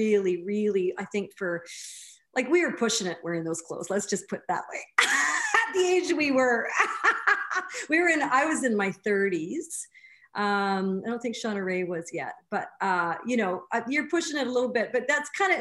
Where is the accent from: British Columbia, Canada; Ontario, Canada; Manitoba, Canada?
Manitoba, Canada; Brandon; Originally from Brandon, Manitoba